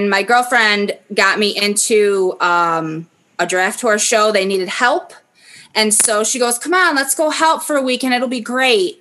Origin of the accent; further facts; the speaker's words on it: Bliss, New York, United States; also born or lived in Buffalo, New York; My family moved. We used to live in near Buffalo, New York. We moved from Buffalo to a little town called Bliss, New York